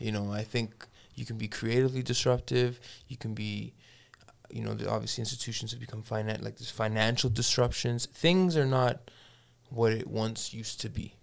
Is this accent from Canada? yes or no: yes; Toronto, Ontario, Canada; now in Edmonton, Canada; I grew up in Toronto